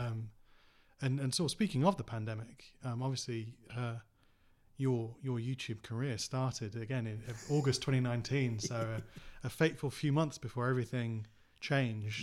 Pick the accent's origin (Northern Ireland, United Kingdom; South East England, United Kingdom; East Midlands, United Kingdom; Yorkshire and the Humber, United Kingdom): Yorkshire and the Humber, United Kingdom; Cottingham; I grew up in Cottingham